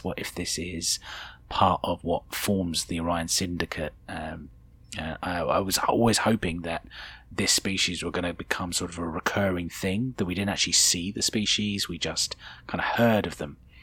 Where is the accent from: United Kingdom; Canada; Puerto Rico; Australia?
United Kingdom; speaking as a Brit